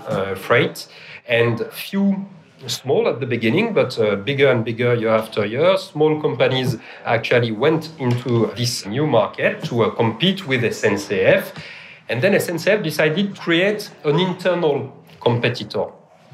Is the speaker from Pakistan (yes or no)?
no; France; accent: French; English is a second language; moved away as an adult; now in Melbourne, Australia; I'm French. You can't miss my accent